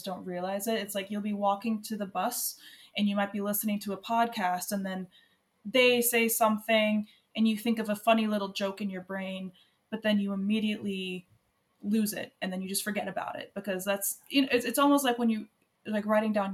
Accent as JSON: {"language": "English", "country": "United States", "moved": "yes", "lives_now": "Ireland"}